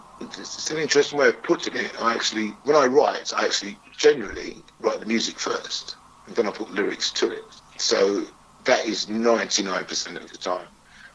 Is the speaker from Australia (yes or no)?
no; Wood Green, London, United Kingdom; I grew up all over, but I class myself as a Wood Green boy. Because when I was 12-ish, I moved to Wood Green